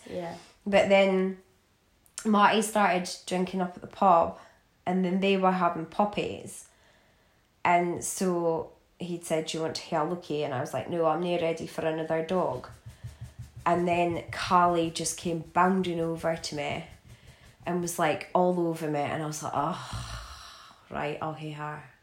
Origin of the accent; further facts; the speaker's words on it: Aberdeen, Scotland, United Kingdom; moved away; especially because I came from Aberdeen to here.